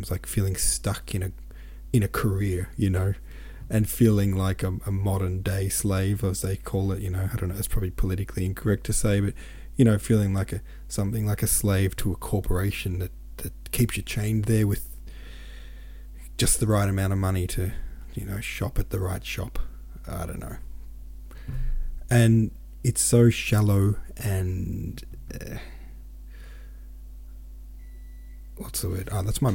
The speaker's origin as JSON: {"language": "English", "country": "Australia", "said": "I'm from Australia."}